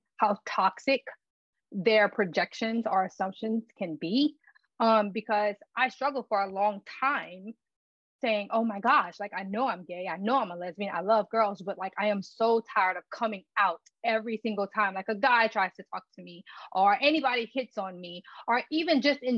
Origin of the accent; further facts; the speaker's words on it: Louisiana, United States; moved away; I'm from a very, very small town. Our village, the name of it is Lauraville, in Louisiana.